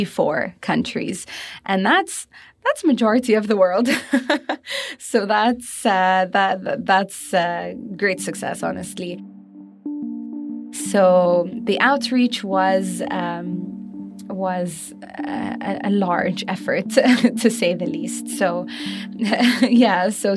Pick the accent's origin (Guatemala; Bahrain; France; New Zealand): Bahrain; I'm from Bahrain, and I'm part of the Expo Live team